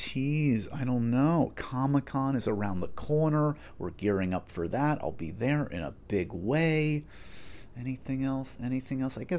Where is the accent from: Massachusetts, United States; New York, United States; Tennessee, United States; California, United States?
New York, United States; As a New Yorker